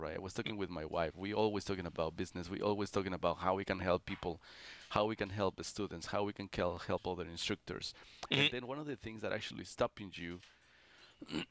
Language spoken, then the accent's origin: English; Mexico City, Mexico; moved away as an adult; also born or lived in Texas / New York; now in New Jersey, United States; I'm from Mexico City, it's like this is a city too.